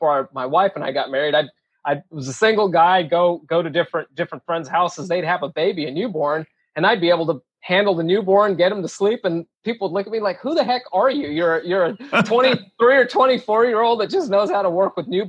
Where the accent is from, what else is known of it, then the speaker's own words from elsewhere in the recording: Minnesota, United States; I was born in Minnesota.